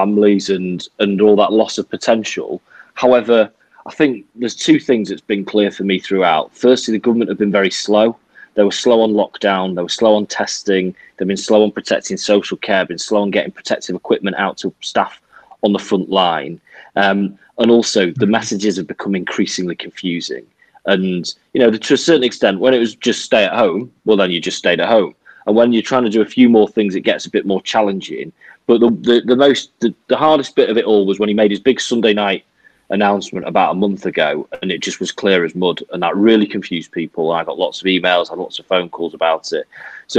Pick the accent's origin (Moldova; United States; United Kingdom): United Kingdom; Manchester, North West England; moved away as an adult; now in Nottingham, United Kingdom; I'm from Manchester. So I moved to Nottingham when I was 19 for university, and I've lived ever since.